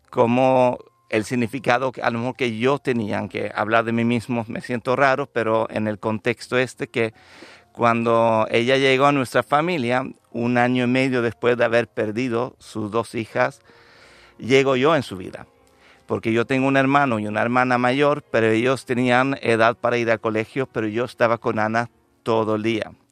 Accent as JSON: {"language": "Spanish", "region": "Lapland", "country": "Sweden", "also_born_or_lived": "Andalusia, Spain", "said": "Yo soy sueco de nacimiento"}